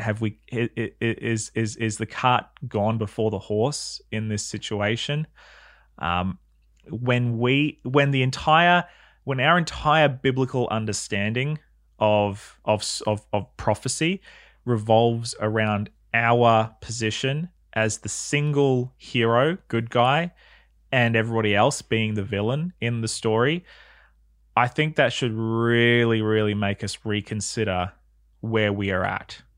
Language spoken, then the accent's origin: English; New South Wales, Australia; I remember being a kid growing up in New South Wales